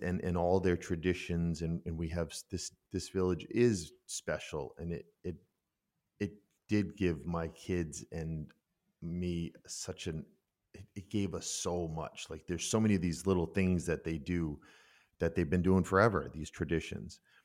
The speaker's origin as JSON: {"language": "English", "country": "United States", "also_born_or_lived": "Minden, Germany", "moved": "as an adult", "lives_now": "Germany", "said": "I'm such an American in that world, but after fourteen years, I know everyone in that village"}